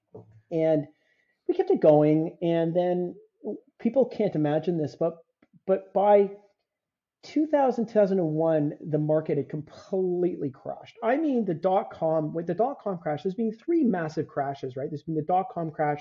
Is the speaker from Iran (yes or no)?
no; Canada; you're Canadian